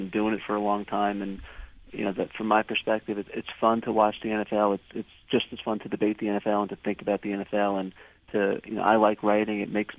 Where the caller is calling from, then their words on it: New York City, New York, United States; I'm calling from the peaceful streets of Times Square in New York City this morning.